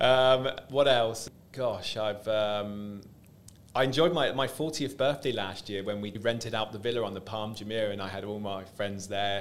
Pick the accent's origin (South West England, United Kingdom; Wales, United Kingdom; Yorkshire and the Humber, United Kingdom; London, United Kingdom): South West England, United Kingdom; moved away as an adult; now in Dubai, United Arab Emirates; I am from the UK, from the southwest of England. That's where I grew up.